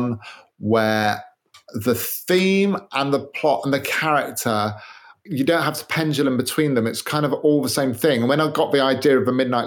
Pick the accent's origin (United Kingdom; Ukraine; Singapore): United Kingdom; I'm British